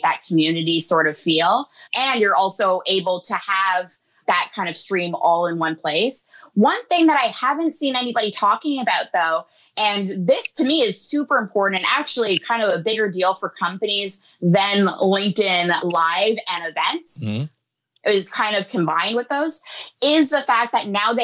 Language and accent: English; Canada; I'm Canadian